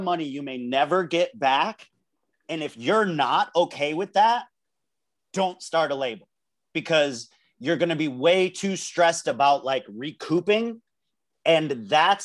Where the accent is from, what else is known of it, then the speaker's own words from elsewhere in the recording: United States; As an American